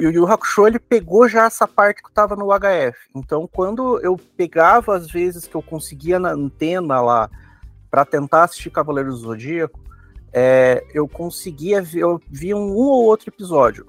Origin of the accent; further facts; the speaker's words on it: Curitiba, Paraná, Brazil; a gente é de Curitiba